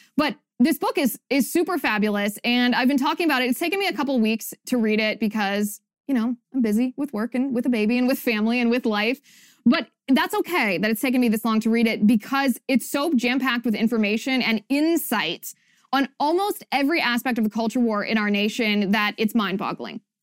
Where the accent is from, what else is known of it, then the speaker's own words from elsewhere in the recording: Ohio, United States; moved away; my home state of Ohio